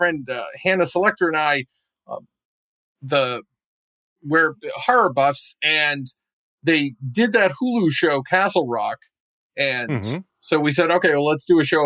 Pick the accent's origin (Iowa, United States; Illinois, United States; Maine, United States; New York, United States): Maine, United States; I'm from Maine